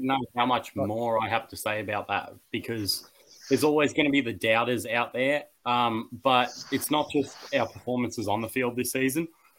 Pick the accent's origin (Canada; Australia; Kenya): Australia; the West, New South Wales; I am from the West